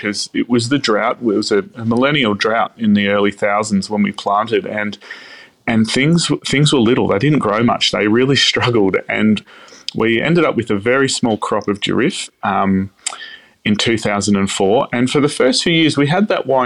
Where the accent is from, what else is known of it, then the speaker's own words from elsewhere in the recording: Melbourne, Victoria, Australia; now in Rutherglen, Australia; I grew up in Melbourne. I loved it. I grew up in the northeastern suburbs.